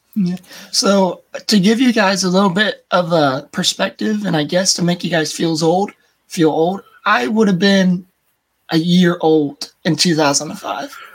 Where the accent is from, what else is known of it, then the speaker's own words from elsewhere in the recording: United States; accent: American; my American American accent's weird